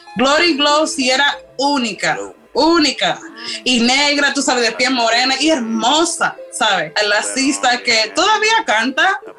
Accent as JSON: {"language": "Spanish", "country": "United States", "said": "soy americana de ascendencia panameña y jamaiquina"}